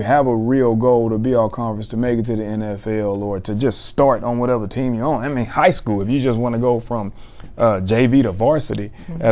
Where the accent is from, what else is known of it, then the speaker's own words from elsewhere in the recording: South Mississippi, United States; moved away as an adult; also born or lived in Dallas-Fort Worth, Texas; I'm from South Mississippi, who came all the way to DFW, Texas.